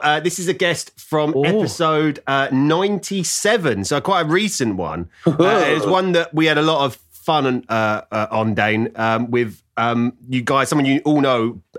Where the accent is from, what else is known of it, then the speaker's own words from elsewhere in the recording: London, United Kingdom; I'm from East London.